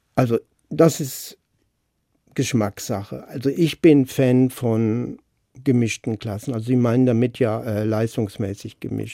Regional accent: Baden-Württemberg, Germany; moved away as an adult; also born or lived in Stadtallendorf; Ich bin 13 Jahre in Baden-Württemberg zur Schule gegangen

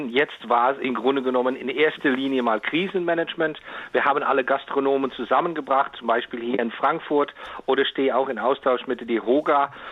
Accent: Netherlands; German is a second language; also das darf ich jetzt mal so als Holländer sagen

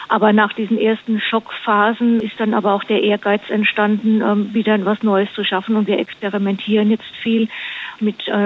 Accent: Kassel, Hesse, Germany; born there; Erstmal bin ich in Kassel geboren

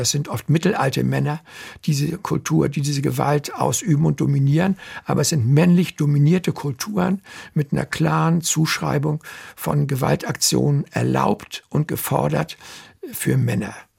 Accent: Germany

